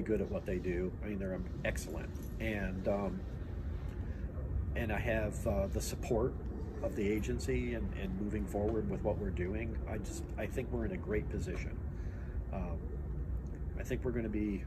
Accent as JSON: {"language": "English", "region": "southeastern Michigan", "country": "United States", "tie": "born or raised there", "also_born_or_lived": "Austin, Texas", "moved": "as an adult", "said": "Now I love southeastern Michigan. I love where I'm at now. I grew up there. You know, it's my hometown"}